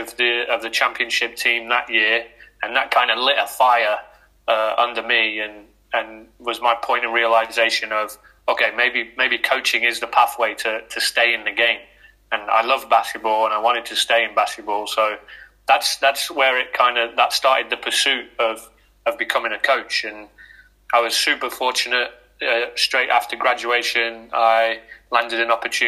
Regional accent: Loughborough, East Midlands, United Kingdom; I'm originally from Loughborough. So, born and raised here.

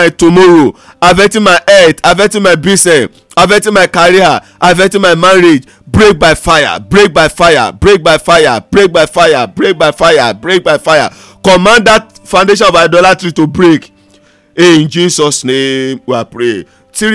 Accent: Ondo, Nigeria; now in Lagos, Nigeria; I'm in Lagos right now. I'm from Ondo State.

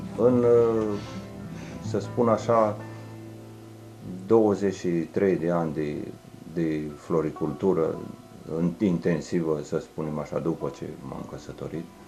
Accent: Oituz, Bacău County, Romania; sunt uh, născut în Oituz, crescut tot în Oituz. Uh, am copilărit uh, tot în Oituz

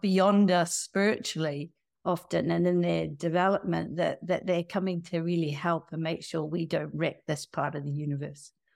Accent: New Zealand; moved away; I'm from New Zealand, and I grew up in a family

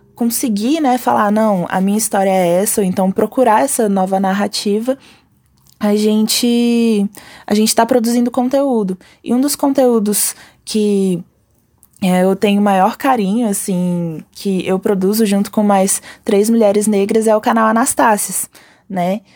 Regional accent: Brasília, Federal District, Brazil; sou daqui de Brasília

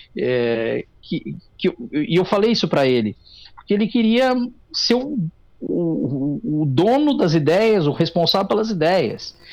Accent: Tabaí, Rio Grande do Sul, Brazil; also born or lived in Taquari; nasci em Taquari e me criei no Tabaí

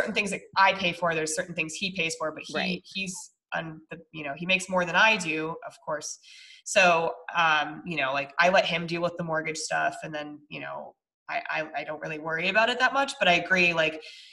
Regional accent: Colorado, United States; we're from Colorado

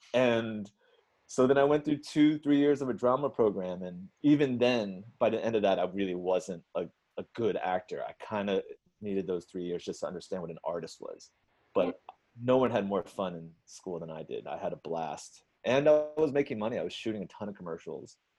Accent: United States; as most Asian Americans growing up in America

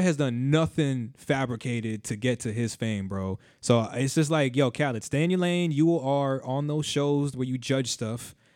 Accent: South Florida, United States; I grew up in South Florida.

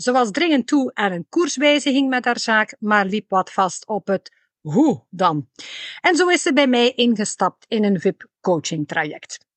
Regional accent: West Flanders, Belgium; accent: West Flemish

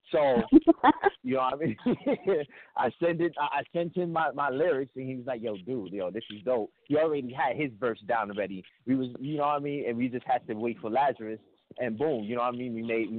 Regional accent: New York City, New York, United States; I'm from the BX. I'm from the Bronx, from Co-op City.

